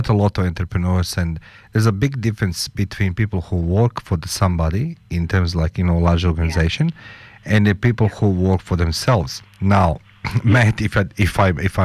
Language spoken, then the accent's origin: English; Croatia; I'm the barbarian from Croatia